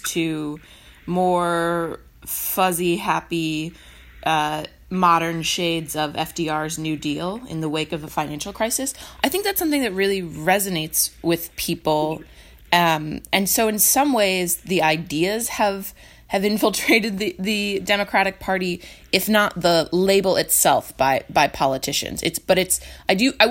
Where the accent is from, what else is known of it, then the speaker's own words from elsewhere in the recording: New York, United States; my home state of New York